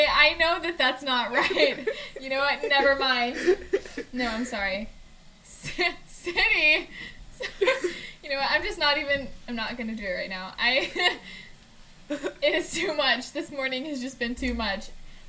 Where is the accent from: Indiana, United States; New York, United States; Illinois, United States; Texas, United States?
Indiana, United States; Indianapolis; moved away; I'm from Indianapolis